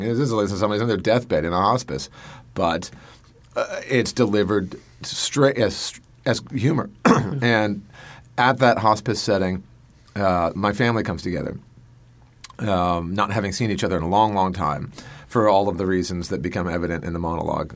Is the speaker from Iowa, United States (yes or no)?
no; Colorado, United States; I'm from Colorado